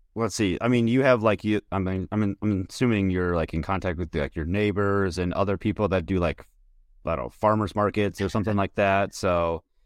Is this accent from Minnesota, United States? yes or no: yes; Minnesota, United States; I'm from Minnesota